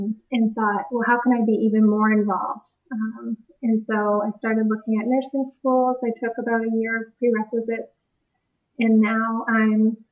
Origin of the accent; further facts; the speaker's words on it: East Coast, United States; also born or lived in Washington; I grew up here on the East Coast